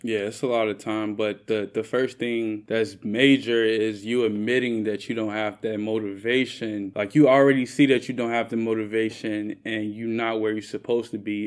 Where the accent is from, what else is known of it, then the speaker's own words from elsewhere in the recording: Chicago, Illinois, United States; I'm from Chicago